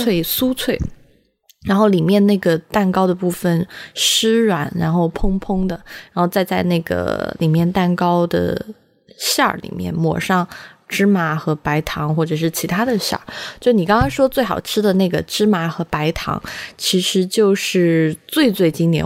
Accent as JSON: {"language": "Chinese", "region": "Sichuan", "country": "China", "tie": "born or raised there", "moved": "yes", "lives_now": "Beijing, China", "said": "我自己在四川长大"}